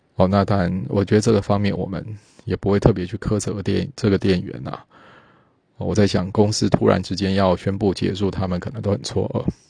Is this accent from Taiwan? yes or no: yes; Taiwan; 毕竟我们台湾人老是对说对黄大仙并不熟